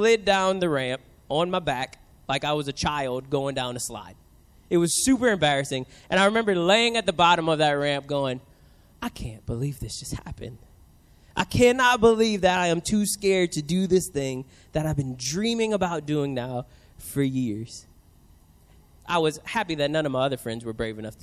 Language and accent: English; New Orleans, Louisiana, United States; now in San Diego, United States; I grew up in New Orleans